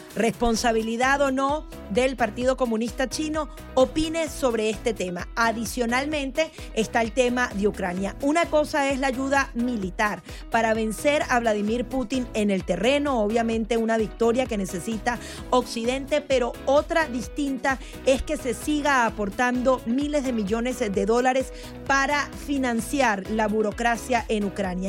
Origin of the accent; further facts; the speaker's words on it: Venezuela; yo soy venezolana